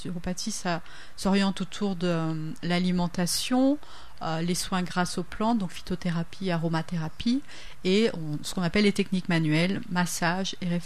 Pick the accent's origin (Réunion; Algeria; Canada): Réunion; Le Tampon; moved away as an adult; also born or lived in Metropolitan France / Switzerland; je suis réunionnaise de base on va dire. De quel coin de la Réunion De la plaine des Cafres. La plaine des euh, Cas. Et puis j'ai fait mes études au lycée du Tampon, etc. Donc je suis partie pour faire mes études.